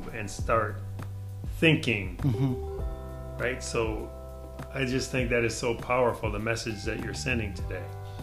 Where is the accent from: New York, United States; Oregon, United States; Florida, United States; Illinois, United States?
Illinois, United States; Chicago; now in Omaha, United States; I grew up in Chicago, city of Chicago